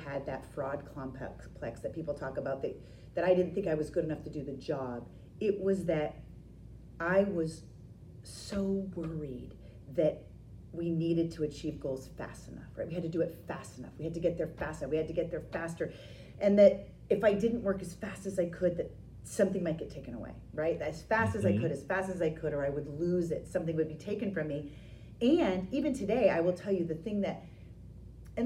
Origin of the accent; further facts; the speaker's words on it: Maine, United States; moved away as an adult; when I left Maine, and I left college and I left the state